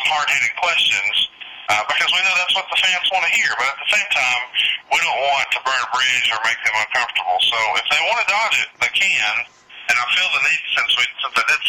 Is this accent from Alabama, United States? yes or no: yes; Alabama, United States; I'm obviously being from Alabama, I'm really into football